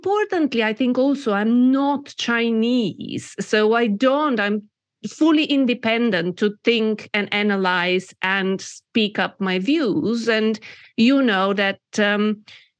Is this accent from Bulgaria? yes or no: yes; Bulgaria; moved away as an adult; also born or lived in United Kingdom; I was born in Bulgaria when it was still communist, and I had my formative years in that system.